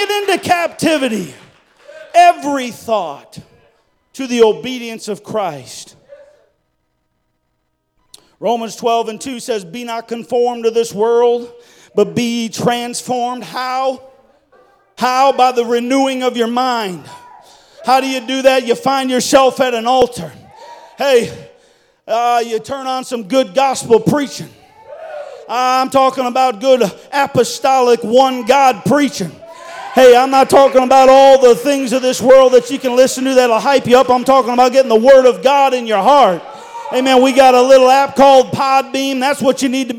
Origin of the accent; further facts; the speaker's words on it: Wisconsin, United States; moved away; I didn't grow up in this state. I grew up in Wisconsin.